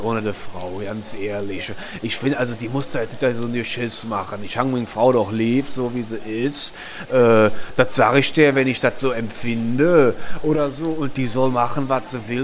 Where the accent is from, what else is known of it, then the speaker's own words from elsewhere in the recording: Eifel, Germany; bin ich ja aufgewachsen in der Eifel